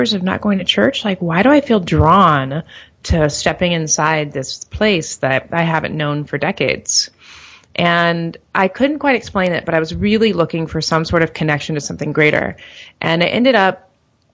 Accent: St. Louis, Missouri, United States; moved away as an adult; also born or lived in Miami, Florida; I'm originally from St. Louis, Missouri

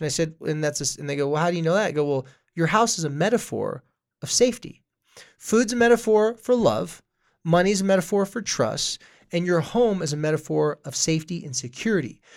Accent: Carlsbad, California, United States; I was from Carlsbad, California

